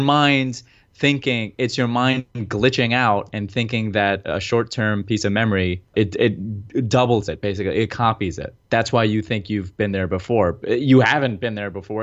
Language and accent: English; New Jersey, United States; We're both from Jersey